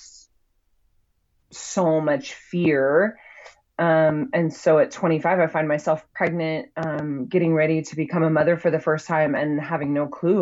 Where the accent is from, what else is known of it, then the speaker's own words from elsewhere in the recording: Utah, United States; So I grew up here in Utah, that has a very strong religious culture